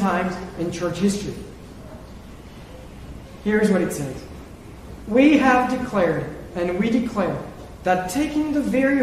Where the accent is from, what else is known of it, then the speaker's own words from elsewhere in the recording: France; moved away; my home country, France